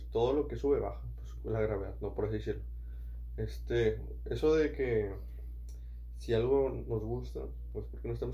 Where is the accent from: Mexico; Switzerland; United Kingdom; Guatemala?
United Kingdom; England; Y yo soy de Inglaterra, ¿sabes?